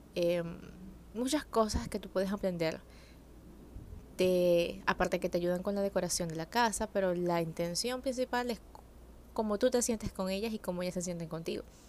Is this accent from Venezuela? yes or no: yes; Venezuela; yo crecí en un pueblo, en Venezuela